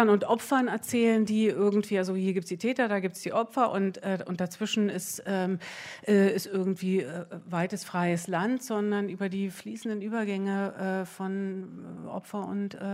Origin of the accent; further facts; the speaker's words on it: East Germany, Germany; wir sind ja ähm, wir sind ja in der DDR eher groß geworden mit Filmen, die, ähm, sagen wir mal, so osteuropäischer Herkunft waren.